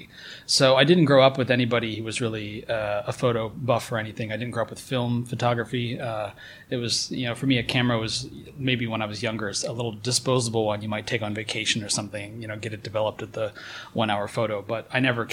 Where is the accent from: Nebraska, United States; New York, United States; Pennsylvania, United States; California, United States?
Pennsylvania, United States; I'm from Pennsylvania and everyone there is German